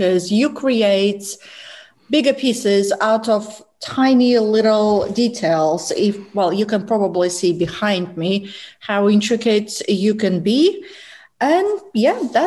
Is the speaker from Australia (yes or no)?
no; Russia; moved away; I am Russian, so I was born in Russia